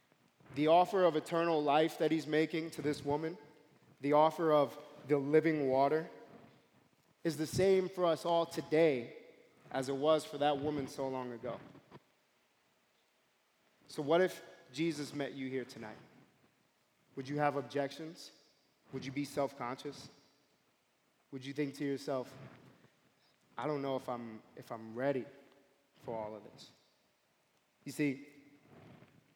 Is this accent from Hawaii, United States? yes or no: no; New York City, New York, United States; moved away as an adult; now in Springfield, United States; I grew up in Brooklyn, and specifically, I grew up in a part of Brooklyn called East New York